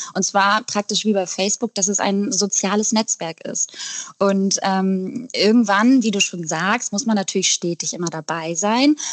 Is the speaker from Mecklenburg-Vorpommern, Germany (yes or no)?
no; Eckernförde, Schleswig-Holstein, Germany; now in Hamburg, Germany; Ich komme nämlich eigentlich aus Eckernförde